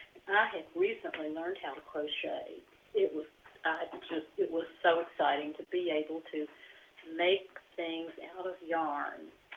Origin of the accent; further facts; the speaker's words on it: Bristol, Tennessee, United States; I grew up down in Bristol, Tennessee